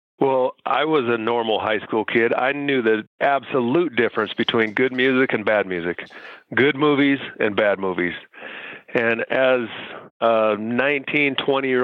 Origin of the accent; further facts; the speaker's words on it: Utah, United States; moved away as an adult; also born or lived in Taiwan / Philadelphia; I came from Utah, where I was raised.